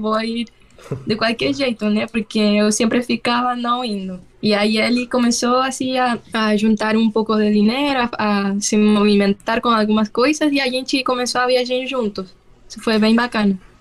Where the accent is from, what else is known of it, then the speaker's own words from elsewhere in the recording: Santiago, Santiago Metropolitan Region, Chile; Portuguese is a second language; moved away as an adult; eu sou chilena, para quem não sabe. Eu é, morei quase toda a minha vida em Santiago, na capital